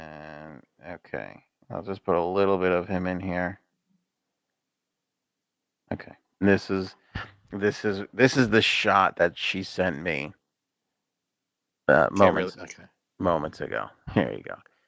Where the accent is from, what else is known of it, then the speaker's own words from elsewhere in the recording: New York, United States; My God, you from New York too? We're from New York.